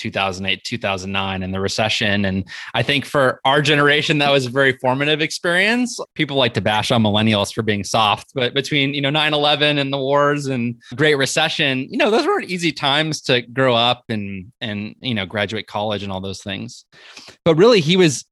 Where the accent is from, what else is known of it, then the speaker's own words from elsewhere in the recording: north of Los Angeles, Southern California, United States; now in Bay Area, United States; I'm originally from Southern California. I grew up north of Los Angeles, but was born in LA County. But I've been up in the Bay Area now for 15 or 16 years